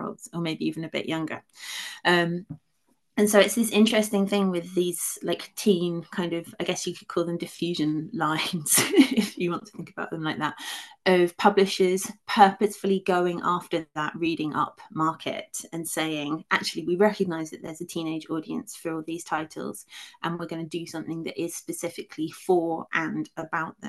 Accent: United Kingdom; unlike most people who grew up in the UK, I did have a small amount of direct experience of it because for a few years my dad was working in the United States

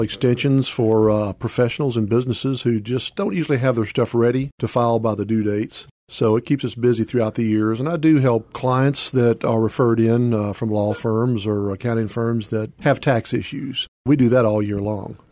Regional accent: Memphis, Tennessee, United States; also born or lived in Charleston, South Carolina; I grew up out in Whitehaven

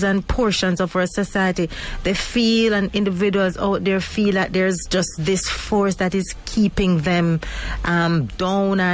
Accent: Mandeville, Manchester Parish, Jamaica; my hometown of Mandeville

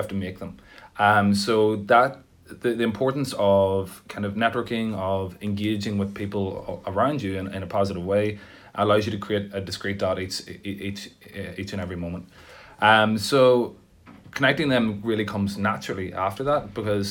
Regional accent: Tyrone, Northern Ireland, United Kingdom; also born or lived in Belfast; now in Dublin, Ireland; I'm from Tyrone, but I moved from Belfast. I think it's important to say that I'm from Tyrone

